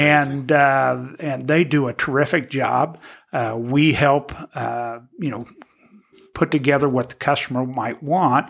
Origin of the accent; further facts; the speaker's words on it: Terre Haute, Indiana, United States; I grew up in Terre Haute.